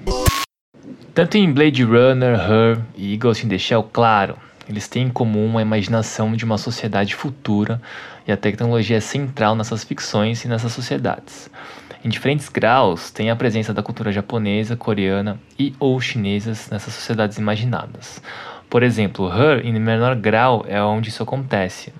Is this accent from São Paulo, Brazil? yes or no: yes; Taboão da Serra, São Paulo, Brazil; Eu cresci em Taboão da Serra